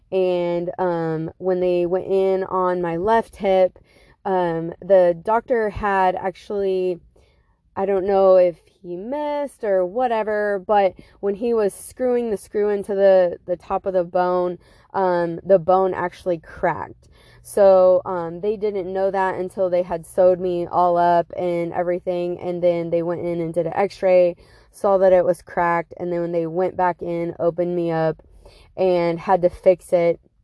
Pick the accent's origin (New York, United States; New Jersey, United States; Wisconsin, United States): Wisconsin, United States; Beloit; Beloit, where my hometown is.